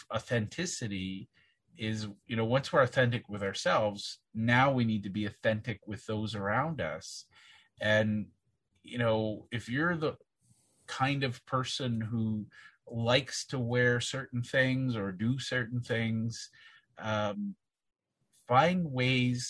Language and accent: English; Southern Saskatchewan, Canada; I was born and raised in Southern Saskatchewan